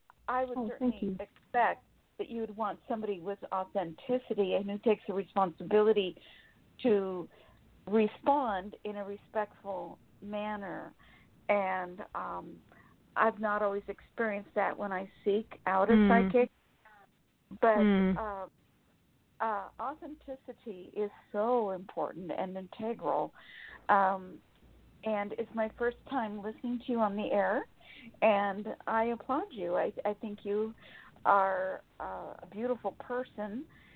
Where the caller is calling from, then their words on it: Sacramento, California, United States; Sacramento, California.